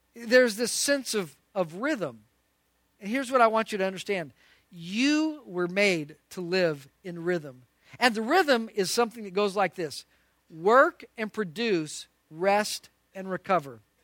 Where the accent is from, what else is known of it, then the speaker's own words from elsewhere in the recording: Albuquerque, New Mexico, United States; moved away; I grew up in Albuquerque, New Mexico